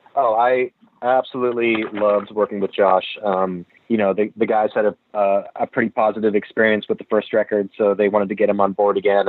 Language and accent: English; Massachusetts, United States; accent: Massachusetts speak; moved away; I find myself reverting to to Massachusetts speak often.